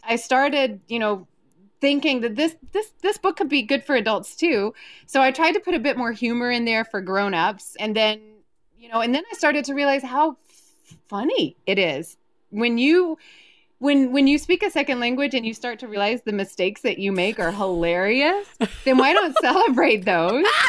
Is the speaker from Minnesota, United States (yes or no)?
no; Birmingham, Alabama, United States; accent: southern; moved away as an adult; now in Quebec, Canada; growing up in Alabama